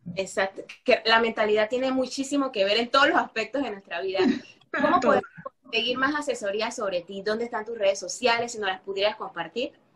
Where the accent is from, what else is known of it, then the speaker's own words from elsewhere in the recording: Panama; yo que soy panameña